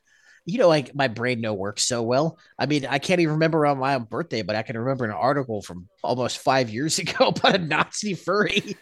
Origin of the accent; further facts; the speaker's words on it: Texas, United States; moved away as an adult; also born or lived in Alaska; My wife and I came home to Texas from Alaska